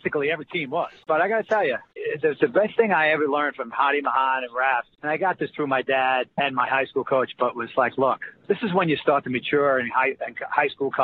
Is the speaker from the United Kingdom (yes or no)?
no; North Bergen, New Jersey, United States; we grew up in Ussa County. He was Union City. I was North Bergen.